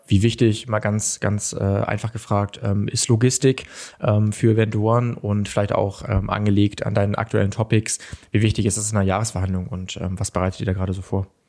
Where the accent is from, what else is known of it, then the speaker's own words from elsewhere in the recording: Kiel, Schleswig-Holstein, Germany; ich will mich als Kieler nicht beschweren